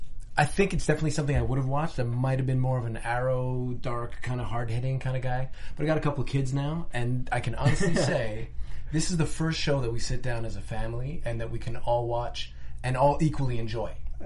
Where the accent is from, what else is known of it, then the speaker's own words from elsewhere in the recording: Montreal, Quebec, Canada; also born or lived in Los Angeles; now in Vancouver, Canada; I'm from Montreal originally.